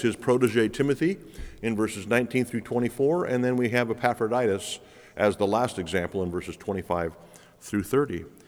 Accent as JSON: {"language": "English", "country": "United States", "said": "We are so busy as American Christians"}